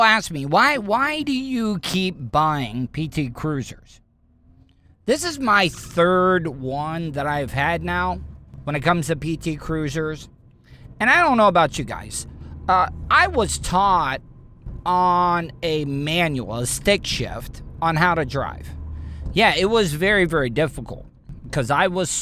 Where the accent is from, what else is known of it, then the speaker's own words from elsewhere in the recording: Pierson, Florida, United States; growing up in Pearson, it's the fern capital of the world